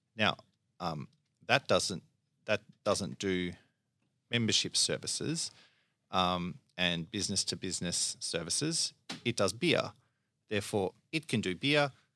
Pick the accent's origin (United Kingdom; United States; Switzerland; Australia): Australia; Melbourne, Victoria; I grew up in, uh, Lower Templestowe. So, you know, I've always been in Melbourne.